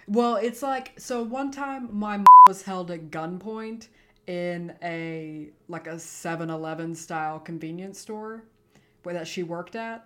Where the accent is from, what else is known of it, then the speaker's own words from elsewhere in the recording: Texas, United States; I'm from Texas